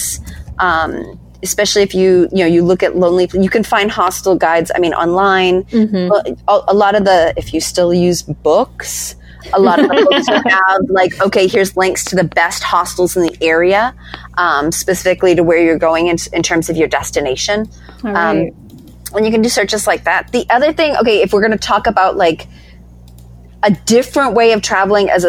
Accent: East Coast, United States; I'm from the East Coast

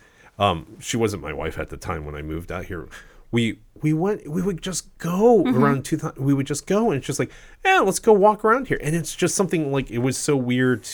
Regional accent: Ohio, United States; now in California, United States; I am not a California natively. I was born and raised in Ohio

